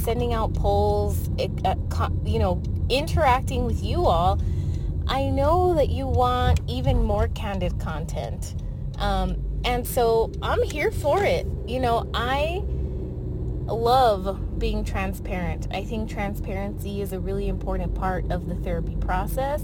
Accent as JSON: {"language": "English", "town": "El Paso", "region": "Texas", "country": "United States", "said": "I'm from El Paso, Texas."}